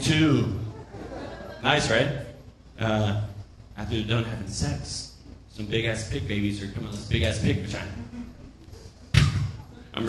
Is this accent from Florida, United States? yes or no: yes; Florida, United States; I'm from Florida